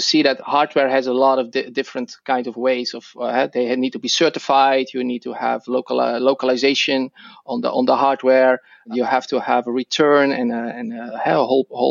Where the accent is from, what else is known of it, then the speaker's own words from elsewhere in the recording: Netherlands; accent: Dutch; English is a second language; moved away as an adult; now in Seattle, United States; I'm originally Dutch, so that's my accent.